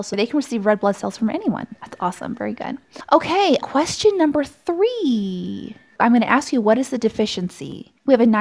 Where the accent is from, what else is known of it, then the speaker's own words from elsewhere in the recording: Austin, Texas, United States; now in Colorado, United States; I'm from Austin.